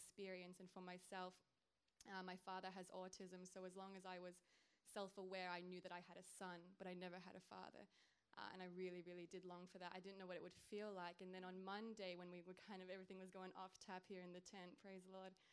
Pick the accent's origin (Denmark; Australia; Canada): Australia; I'm from Australia, the land down under.